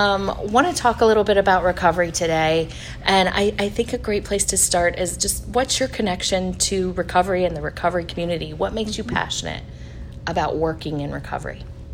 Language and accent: English; Indiana, United States; if you're from Indiana, yeah. Like me.